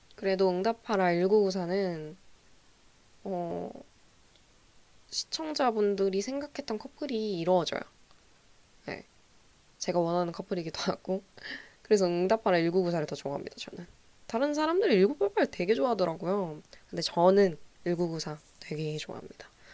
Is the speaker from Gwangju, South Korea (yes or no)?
yes; Gwangju, South Korea; 저는 제가 전남 출신이고 제가 광주 출신이다 보니까